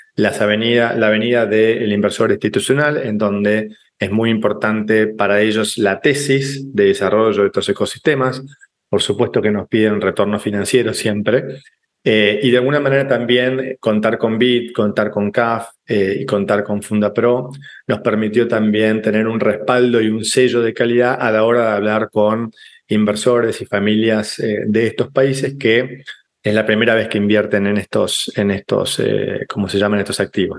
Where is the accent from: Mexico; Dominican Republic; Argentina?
Argentina; moved away as an adult; now in Paraguay; en lugar de regresarme a Argentina, mi país natal, me quedo junto con mi familia en Paraguay